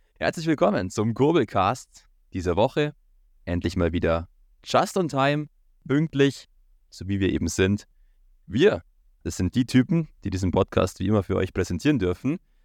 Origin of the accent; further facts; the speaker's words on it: Germany; bei uns in Deutschland